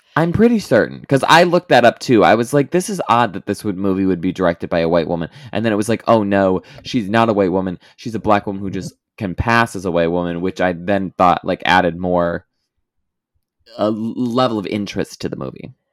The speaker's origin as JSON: {"language": "English", "region": "Midwest", "country": "United States", "tie": "born or raised there", "said": "growing up in the Midwestern evangelical circuit"}